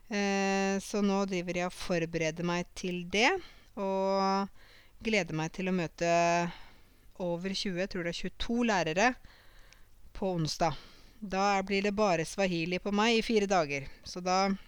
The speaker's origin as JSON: {"language": "Norwegian", "town": "Åmot", "country": "Norway", "said": "Åmot, der jeg kommer fra"}